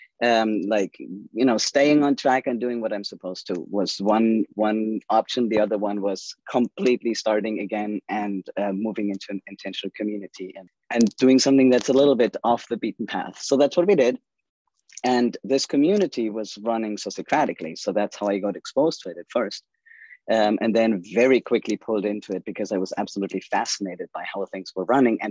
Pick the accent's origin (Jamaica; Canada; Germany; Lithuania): Germany; English is a second language; moved away as an adult; also born or lived in Amherst, Massachusetts, United States; now in United States; I am from Germany. People typically ask me what my accent is. So I always say that first. I grew up there and I went to school there.